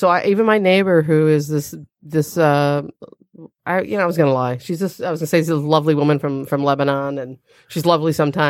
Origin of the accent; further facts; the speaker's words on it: England, United Kingdom; I'm English, so all my hair is really fine